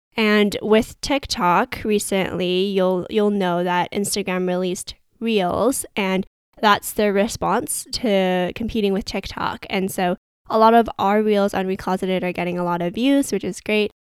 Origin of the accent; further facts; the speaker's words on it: Vancouver, British Columbia, Canada; someone that was born and raised in Vancouver, Canada